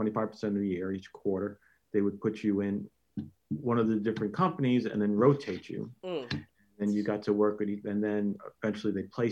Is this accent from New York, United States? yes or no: yes; Long Island, New York, United States; I grew up, yes, just outside New York City, out on Long Island.